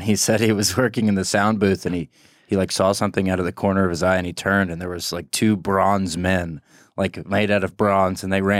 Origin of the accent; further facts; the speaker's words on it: Forsyth County, Georgia, United States; I'm from Forsyth. Yeah, Forsyth County.